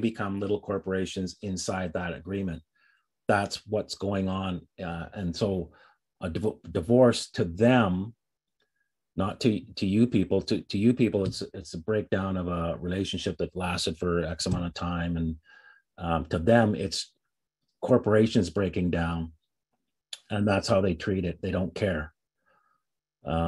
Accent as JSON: {"language": "English", "country": "Canada", "said": "I'm Canadian. I'm actually dual"}